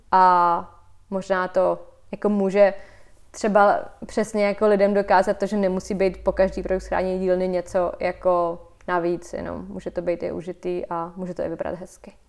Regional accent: Vysočina Region, Czechia; now in Prague, Czechia; já jsem teda, eh, z Vysočiny, kde vlastně mám dobrý zázemí a měla jsem tam vždycky ateliér

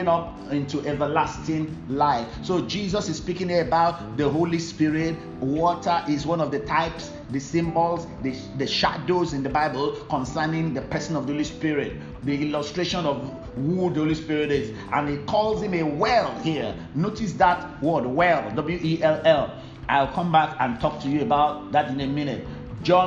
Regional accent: Ibadan, Oyo, Nigeria; During that period, I normally lived in Ibadan

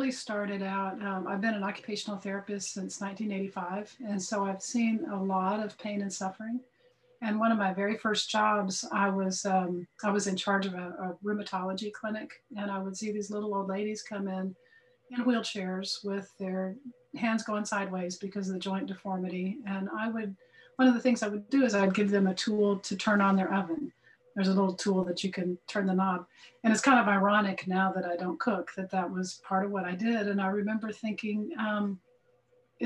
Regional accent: Dallas, Texas, United States; I'm from Dallas, Fort Worth, Texas

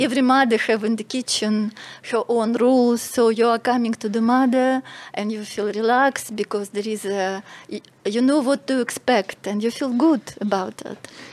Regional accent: Russia; moved away as an adult; now in Malta; I'm from Russia

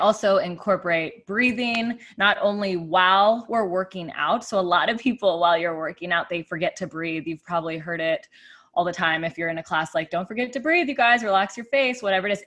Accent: Tucson, Arizona, United States; moved away as an adult; also born or lived in Phoenix, Arizona; now in San Diego, United States; I grew up in Tucson, Arizona

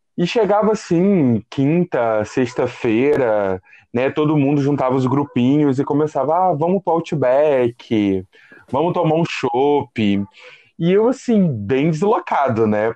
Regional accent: Ubá, Minas Gerais, Brazil; moved away as an adult; also born or lived in Rio de Janeiro; eu saí de Minas Gerais, uma cidade bem pacata, chamada Ubá, Zona da Mata, e vim para a Cidade Grande, né? Então, era o menino da roça na Cidade Grande

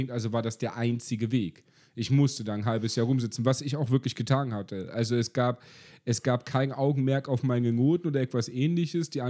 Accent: East Germany, Germany; hi, ich bin Ossi, ich will hier arbeiten.

